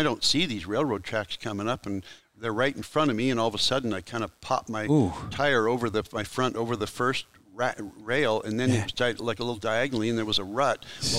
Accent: Marysville, Washington, United States; my hometown of Marysville, Washington

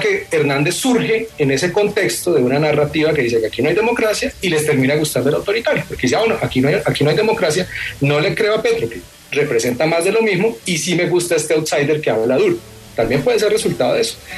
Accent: Bucaramanga, Santander, Colombia; Yo soy de Bucaramanga

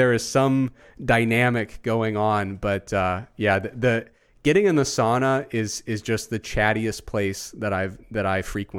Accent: Midwest, United States; But because I'm from the Midwest, I cannot be rude.

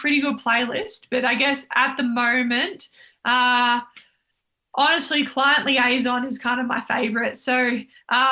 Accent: Yarra Valley, Victoria, Australia; we grew up in the Yarra Valley and we're living on Melbourne High School school camp where my dad was running

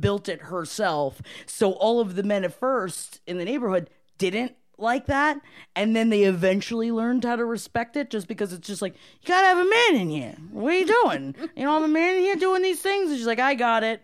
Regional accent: Palm Harbor, Florida, United States; moved away; also born or lived in Brooklyn, New York; I'm from Palm Harbor, Florida.

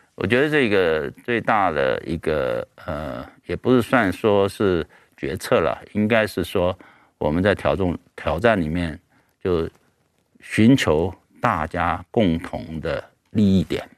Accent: Taiwan; 我自己本身也是，嗯，土生土长的台湾人

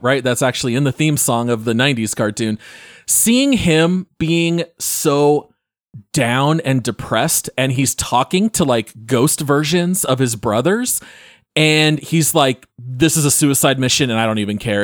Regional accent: Phoenix, Arizona, United States; Ryan and I grew up in the Phoenix area

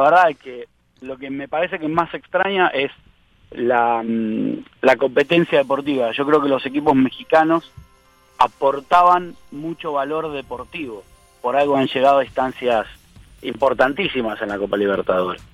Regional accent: Argentina; como argentino

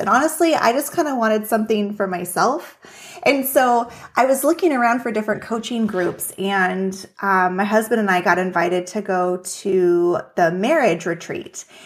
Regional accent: Juneau, Alaska, United States; now in Minnesota, United States; was born and raised in Juneau, Alaska

